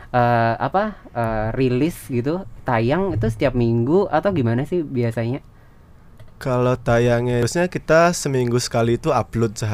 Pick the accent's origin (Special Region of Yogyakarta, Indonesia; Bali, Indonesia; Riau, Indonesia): Bali, Indonesia; Ubud; aku dari Ubud